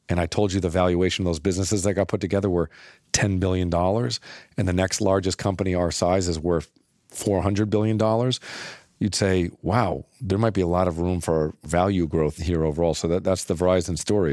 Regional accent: Littleton, Massachusetts, United States; I grew up in Littleton, Massachusetts

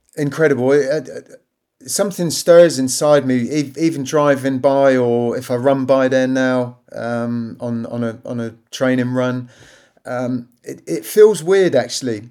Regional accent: Southampton, South East England, United Kingdom; my hometown club

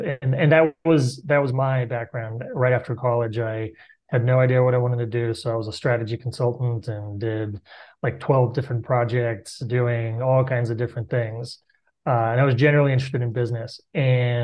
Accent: Bulgaria; moved away as an adult; I grew up in Bulgaria, which was for the first 12 years of my life, was a communist country. And I finished high school there

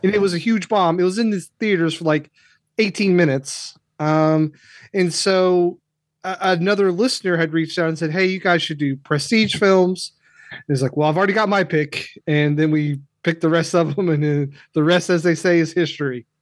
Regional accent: Kentucky, United States; I grew up in Kentucky, so this televangelist stuff was big where I was

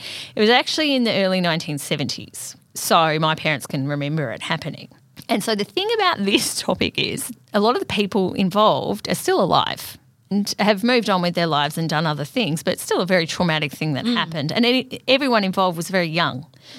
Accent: Castlemaine district, Victoria, Australia; I grew up in the Castlemaine district. Faraday is a little town just outside of Castlemaine and I grew up in a town on the other side of it.

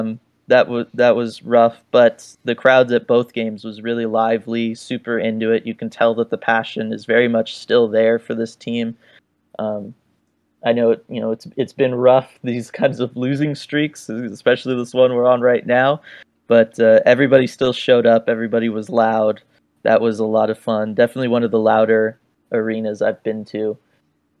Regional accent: San Jose, California, United States; now in Southern California, United States; my days growing up in San Jose.

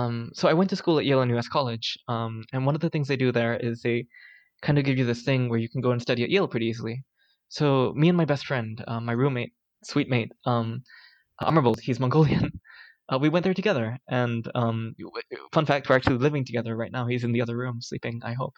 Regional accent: Singapore; I grew up in Singapore, spent my whole life here.

